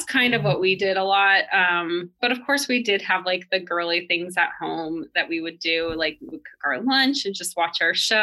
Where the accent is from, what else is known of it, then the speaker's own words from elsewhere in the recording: Colorado, United States; now in Los Angeles, United States; I grew up in Colorado in the 90s, small town